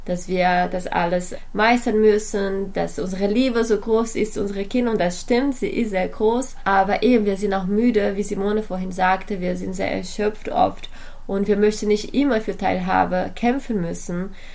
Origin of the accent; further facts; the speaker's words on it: Brazil; now in Germany; Ich komme aus Brasilien, lebe aber in Deutschland seit äh, einer Weile